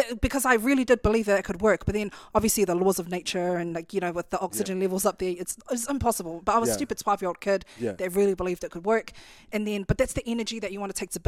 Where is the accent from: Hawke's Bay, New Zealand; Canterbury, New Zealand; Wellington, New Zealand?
Canterbury, New Zealand; Christchurch; growing up in Christchurch